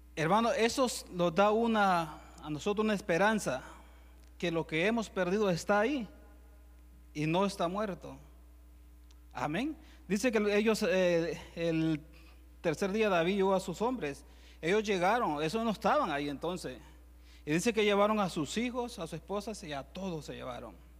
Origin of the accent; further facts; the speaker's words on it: El Salvador; yo soy de Salvador también